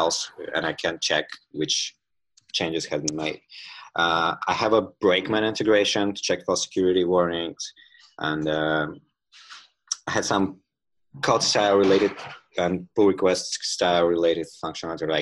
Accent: Tula, Tula Oblast, Russia; Tula is my hometown in Russia

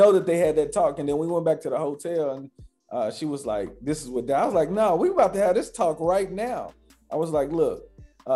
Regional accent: Louisville, Kentucky, United States; I grew up in Louisville, Kentucky

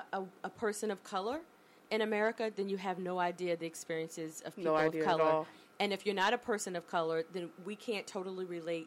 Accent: Pulaski, Virginia, United States; I grew up in Pulaski, Virginia, and it's predominantly white.

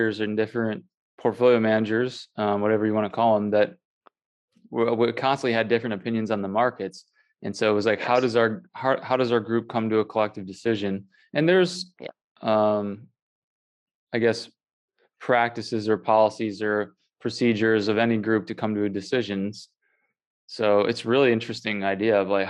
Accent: United States; My identity is I am American as part

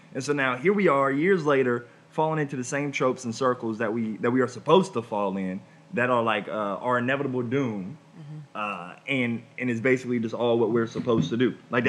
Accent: Ohio, United States; now in Chicago, United States; I'm from Ohio.

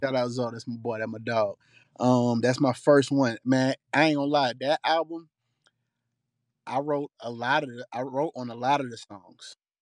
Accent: College Park, Georgia, United States; Panamanian blood, but I'm from Atlanta, Georgia.

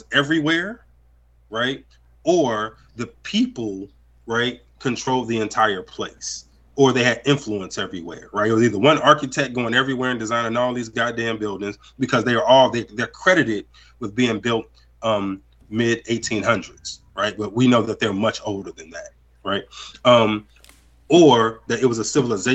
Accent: Chicago, Illinois, United States; I'm from Chicago

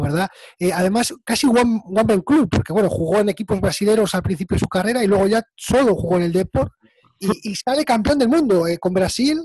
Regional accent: Spain; soy el más argentino de todos los españoles

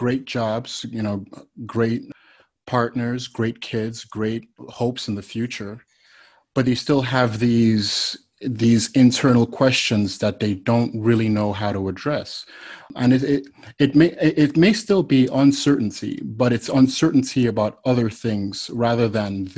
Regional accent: Nigeria; moved away as an adult; now in United States; I'm originally from Nigeria, West Africa, and I moved to the United States when I was about 19 years old

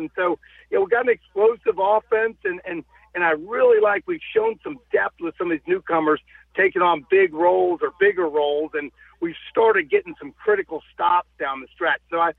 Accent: Dunwoody, Georgia, United States; now in Fort Wayne, United States; my days growing up in Dunwoody and going to Marist High School.

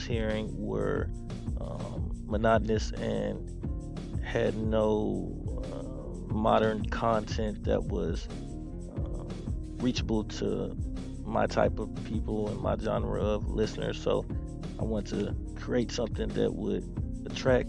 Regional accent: Houston, Texas, United States; I'm from Houston, Texas

